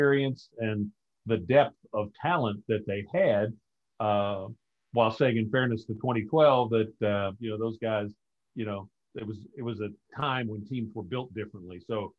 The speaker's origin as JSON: {"language": "English", "town": "Paris", "region": "Kentucky", "country": "United States", "tie": "born or raised there", "said": "growing up in Paris, we had Claiborne Farm, very famous thoroughbred farm"}